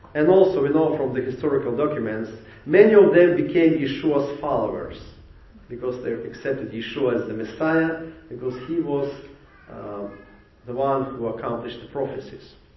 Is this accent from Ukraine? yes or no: yes; Ukraine; English is a second language; moved away as an adult; now in Jacksonville, United States; I came from Ukraine.